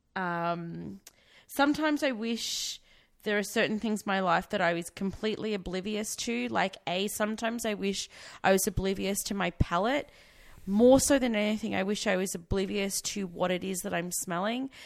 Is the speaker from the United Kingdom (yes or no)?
no; Victoria, Australia; I was from Victoria, so I had VCE, which is the Victorian Certificate of Education